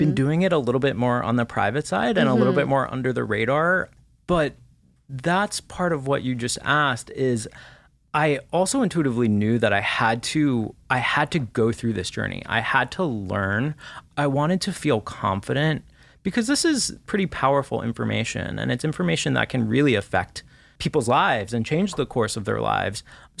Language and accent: English; Washington, D.C., East Coast, United States; You know, I grew up on the East Coast, right around Washington, D.C.